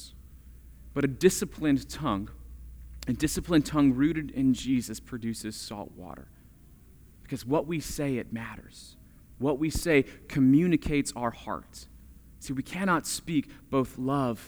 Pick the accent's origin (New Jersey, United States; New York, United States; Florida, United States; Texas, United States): Florida, United States; I grew up in Florida